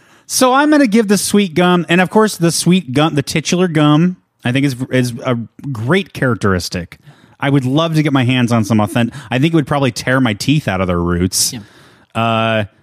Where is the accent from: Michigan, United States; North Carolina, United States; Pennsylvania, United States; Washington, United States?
North Carolina, United States; Pinehurst; I grew up in the Sand Hills region of North Carolina.